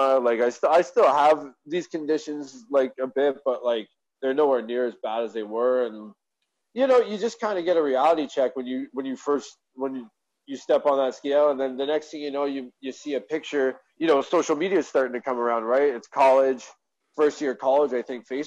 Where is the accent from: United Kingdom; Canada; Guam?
Canada; Hamilton, Ontario; I grew up in Hamilton, Ontario, Canada, in a nice little area.